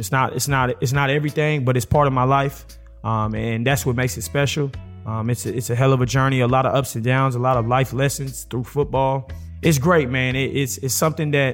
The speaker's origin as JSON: {"language": "English", "region": "Texas", "country": "United States", "tie": "born or raised there", "said": "Growing up in Texas being a powerhouse, you know, all about football"}